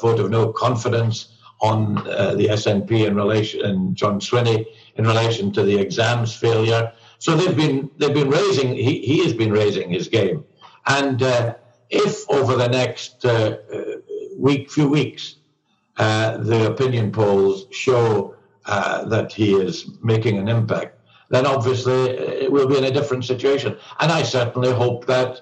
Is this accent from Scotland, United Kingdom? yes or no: yes; Scotland, United Kingdom; I'm a Scot, and I'm a Brit, and a European.